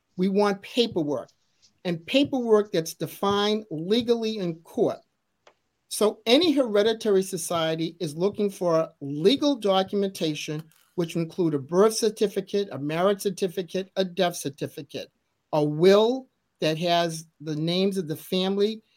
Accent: Massachusetts, United States; growing up in Massachusetts, which is a very historical place

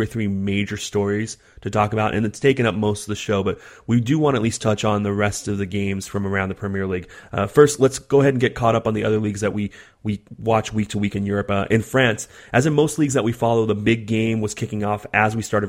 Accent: California, United States; accent: California; my California accent

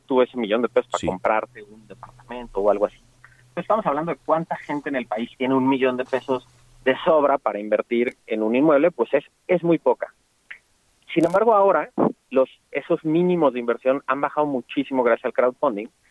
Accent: Mexico; como mexicanos

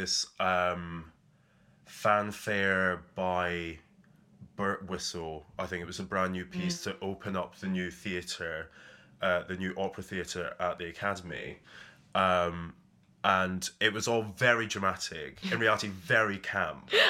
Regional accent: Edinburgh, Scotland, United Kingdom; Growing up in Edinburgh

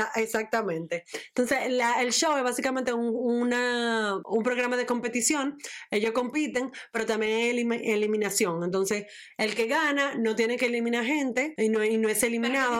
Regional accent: Dominican Republic; yo soy dominicana

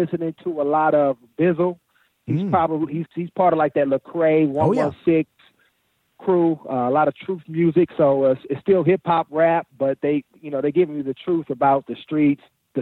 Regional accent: Oakland, California, United States; in the inner city where I grew up in Oakland

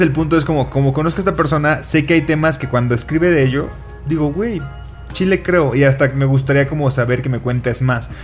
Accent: Colima, Mexico; now in Mexico City, Mexico

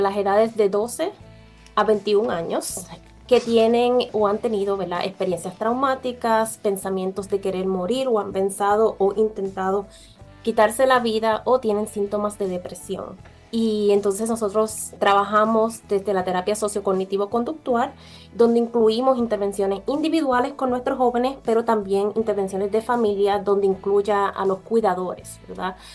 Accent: Orocovis, Puerto Rico; yo soy original de Puerto Rico también. nací, eh, ¿verdad?, allá en Puerto Rico, fui criada en Orocovis

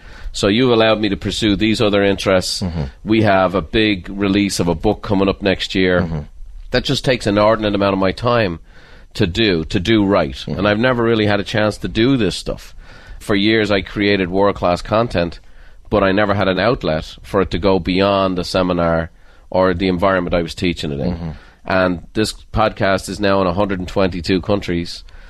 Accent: Ireland; But the good news about being Irish is you don't take yourself that seriously and you don't take anyone else that seriously either.

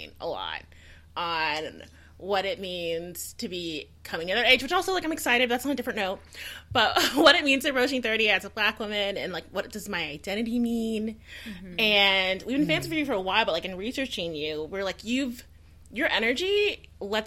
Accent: Houston, Texas, United States; I'm from Houston

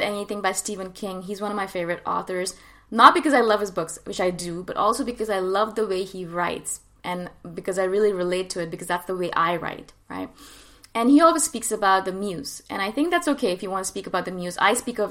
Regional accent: India; moved away; I am from India originally.

